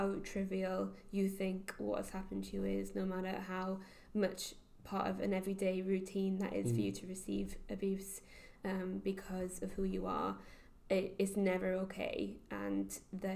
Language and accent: English; the Valleys, Wales, United Kingdom; moved away as an adult; also born or lived in Cardiff; I was brought up in the Valleys